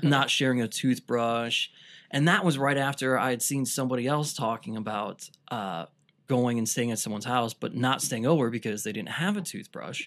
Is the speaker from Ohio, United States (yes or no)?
yes; Cleveland, Ohio, United States; I grew up on the East Side